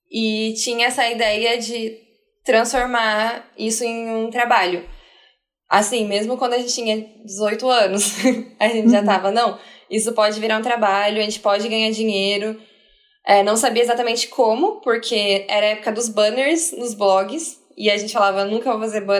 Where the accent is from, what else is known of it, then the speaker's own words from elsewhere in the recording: Curitiba, Paraná, Brazil; Porque a gente é de Curitiba. Então a gente já está fora do, do núcleo ali, né?